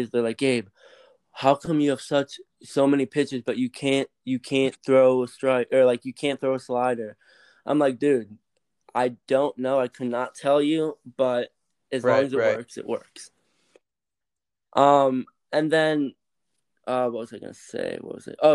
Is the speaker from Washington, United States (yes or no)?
no; Ohio, United States; Growing up in Ohio